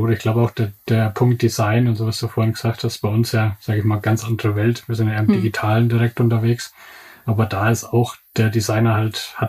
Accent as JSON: {"language": "German", "region": "Bavaria", "country": "Germany", "said": "Also ich komme aus Unterfranken, aus der Nähe von Würzburg."}